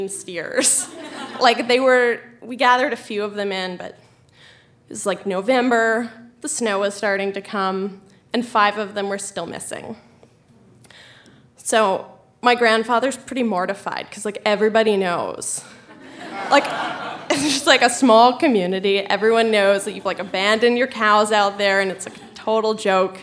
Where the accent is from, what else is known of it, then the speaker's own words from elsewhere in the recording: Colorado, United States; I'm from Colorado